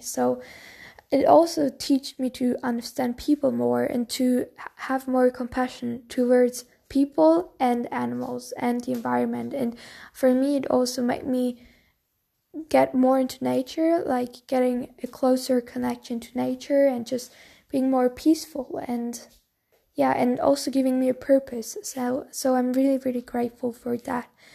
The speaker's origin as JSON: {"language": "English", "region": "Bavaria", "country": "Germany", "said": "I'm from Bavaria, so I'm very traditional town"}